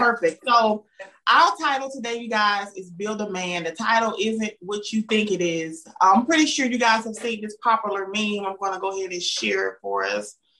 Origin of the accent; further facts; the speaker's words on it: the South, United States; accent: Southern; I'm from the South because I have a Southern accent